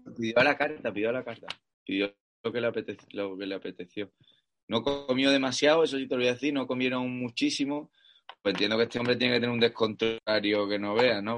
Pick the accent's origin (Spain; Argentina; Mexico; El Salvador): Spain; Cádiz, Andalusia; also born or lived in Seville; now in El Puerto de Santa María, Spain; más cerca de la familia, nuestra tierra al final, ¿sabes? Que Sevilla también mi tierra, pero, pero más cerca de Cádiz